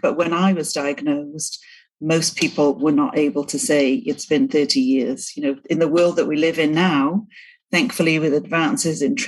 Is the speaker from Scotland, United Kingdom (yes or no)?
no; Cardiff, Wales, United Kingdom; moved away as an adult; now in East Millcreek, United States; I'm from the UK, born and raised in Wales, in Cardiff.